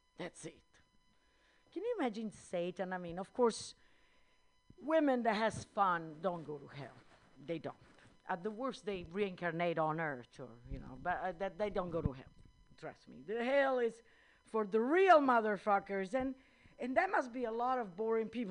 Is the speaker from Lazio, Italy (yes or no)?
yes; Rome, Lazio, Italy; accent: Italian; English is a second language; also born or lived in India / Netherlands; now in United States; I was born in that little town in the center of Italy, which I just said the name. It's Rome